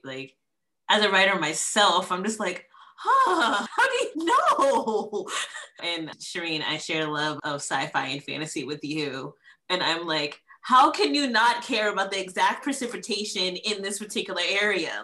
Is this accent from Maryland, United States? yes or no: yes; Columbia, Maryland, United States; also born or lived in New York City, New York; I was born in New York City, you know, so that's a very diverse area. And I was actually also raised in Columbia, Maryland